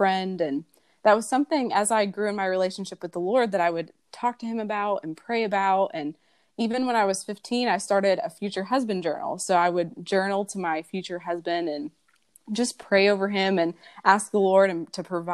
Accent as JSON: {"language": "English", "region": "Kentucky", "country": "United States", "tie": "born or raised there", "said": "I'm from Kentucky. I was born and raised here, lived here almost all my life."}